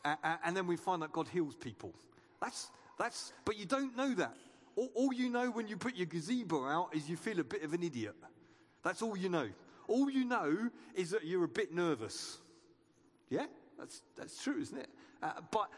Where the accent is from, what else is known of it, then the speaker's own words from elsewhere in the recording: United Kingdom; we're British